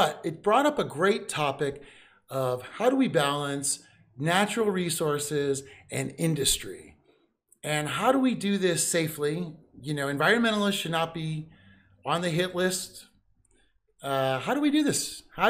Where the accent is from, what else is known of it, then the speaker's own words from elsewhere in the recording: East Coast, United States; I'm from the East Coast.